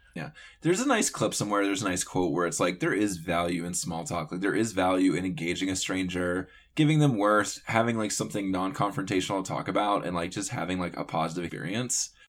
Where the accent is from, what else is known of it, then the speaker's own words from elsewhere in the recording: North Carolina, United States; I grew up in North Carolina